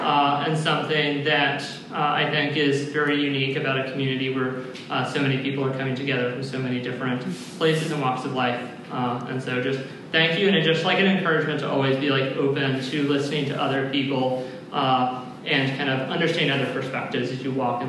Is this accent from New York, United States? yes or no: no; Lubbock, Texas, United States; moved away as an adult; now in Washington, United States; I'm from Lubbock, so we're kind of isolated and growing up in one church.